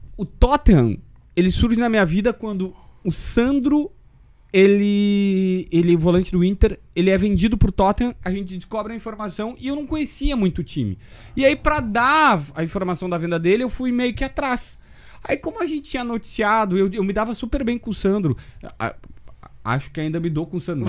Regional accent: Capivari do Sul, Rio Grande do Sul, Brazil; also born or lived in Osório; Eu, eu sou de Osório porque ninguém nasce em Capivaria. Minha cidade é tão pequena que não tem hospital, não tem nada.

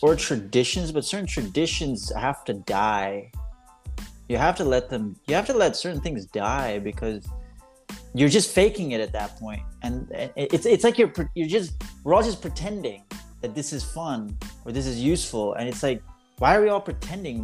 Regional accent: New York, United States; moved away; my hometown

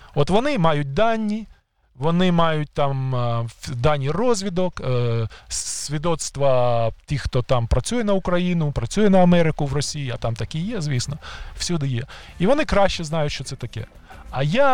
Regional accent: Kyiv, Ukraine; ті кияни, які народилися в Києві колись давно, як я

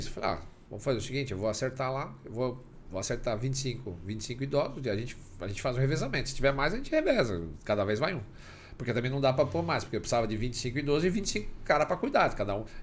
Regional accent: Rio Branco, Acre, Brazil; A gente é do Acre, eu sou de Rio Branco, do Acre.

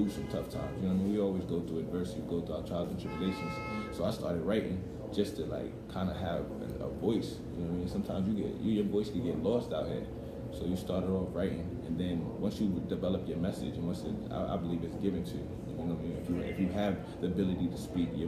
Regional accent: New York City, New York, United States; now in Pennsylvania, United States; I was born in Staten Island, I moved to Pennsylvania, and now right now I'm about to move down to Georgia

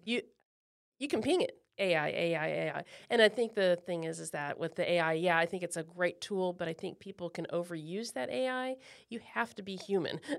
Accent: Branson, Missouri, United States; I'm from Branson

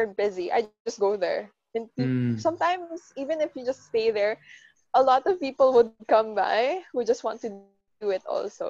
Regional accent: Philippines; the Filipinos

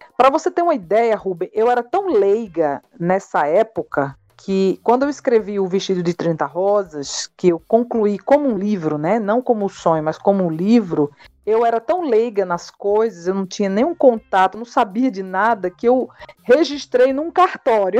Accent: Northeast Brazil, Brazil; nós somos nordestinos, nossa família

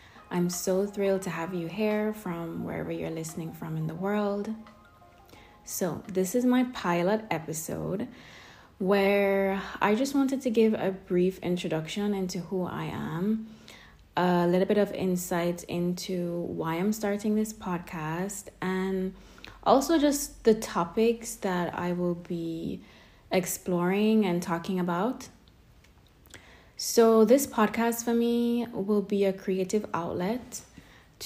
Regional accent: Kingston, Jamaica; moved away as an adult; also born or lived in London; I was born and raised in Kingston, Jamaica for most of my early years and teenage life

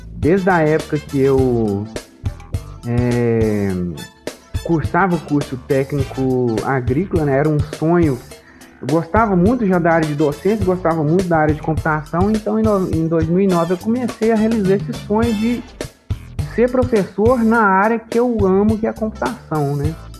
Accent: Bambuí, Minas Gerais, Brazil; eu sou daqui de Bambuí mesmo, inclusive, né, eu cresci, inclusive, na zona rural

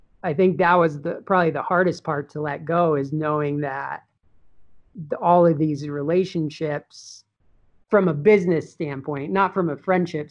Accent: Durango, Colorado, United States; moved away as an adult; now in Phoenix, United States; in Durango, it's a small town

